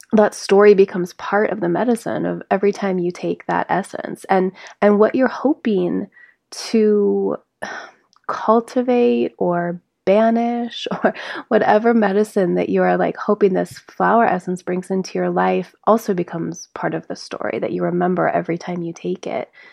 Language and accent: English; South Lake Tahoe, California, United States; now in Grass Valley, United States; we grew up together in South Lake Tahoe